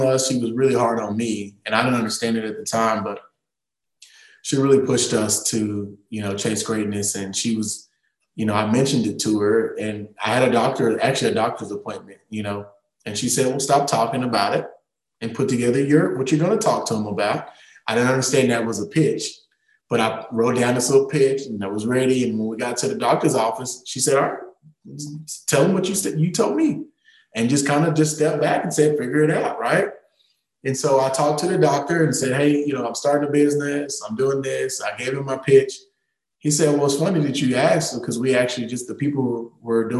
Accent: Tyler, Texas, United States; born and raised in East Texas, single mom, humble beginnings

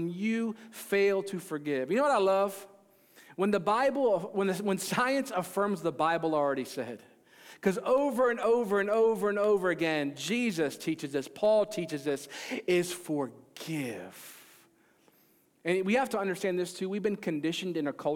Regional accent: Maryland, United States; I grew up in Maryland

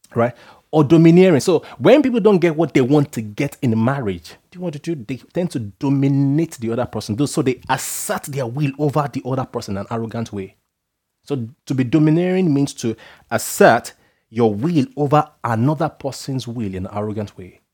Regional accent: Nigeria; being Nigerian

